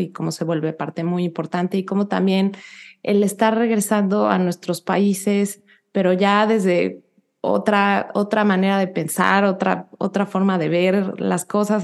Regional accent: Mexico City, Mexico; moved away as an adult; now in United States; yo nací y crecí en la Ciudad de México hasta los 27 años

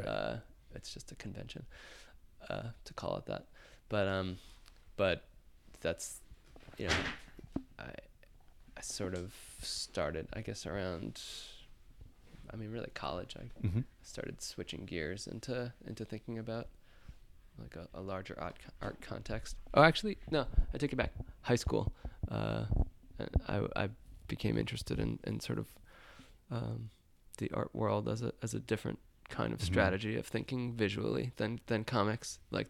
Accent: Rockland County, New York, United States; also born or lived in Brooklyn, New York; I grew up in Rockland County, New York, which is a suburb just north of the city.

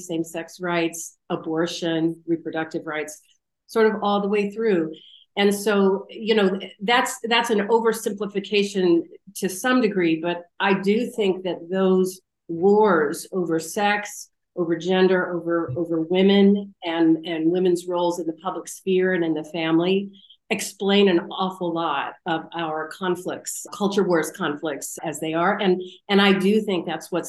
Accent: Chattanooga, Tennessee, United States; now in St. Louis, United States; I am from Chattanooga, Tennessee, originally, and I was raised Southern Baptist. I grew up in the 1970s and 1980s.

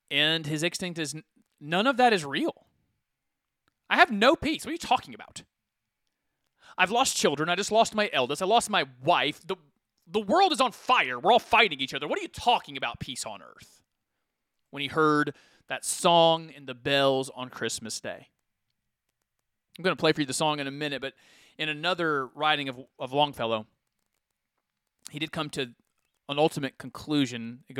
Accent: Ferkessédougou, Savanes, Côte d’Ivoire; Well, in the flesh, I came from Ferkessédougou, Ivory Coast.

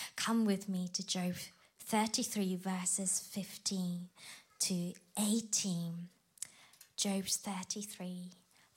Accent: Japan; moved away; I grew up in Japan, where it's less than 1% Christianity

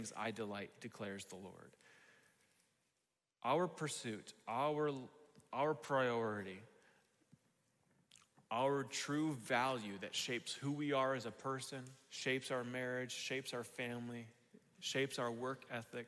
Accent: United States; we have as American Christians

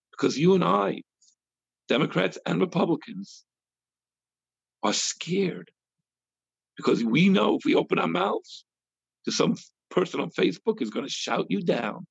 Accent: United States; We Americans

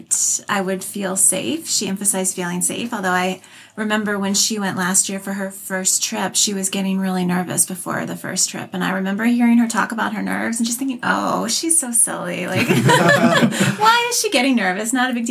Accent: Arlington, Virginia, United States; I'm from Arlington, Virginia

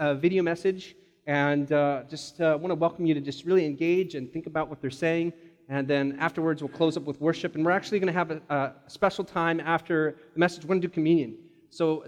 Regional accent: Hawaii, United States; moved away; I'm from Hawaii.

